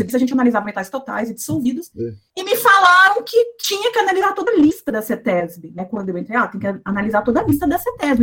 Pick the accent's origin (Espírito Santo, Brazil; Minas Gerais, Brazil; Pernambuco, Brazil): Minas Gerais, Brazil; João Monlevade; moved away as an adult; also born or lived in Ouro Preto / Viçosa / Belo Horizonte; now in São Paulo, Brazil; eu sou mineira, nasci e fui criada em João Molevade, uma cidade pequena